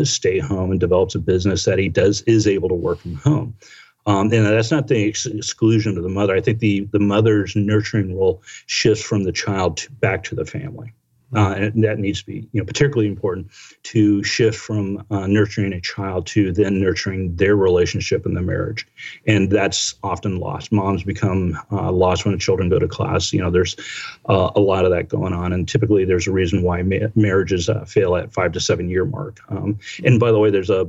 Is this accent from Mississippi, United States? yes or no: no; Washington, District of Columbia, United States; I came from Washington D.C. that had a whole different cultural spins on it that I embraced.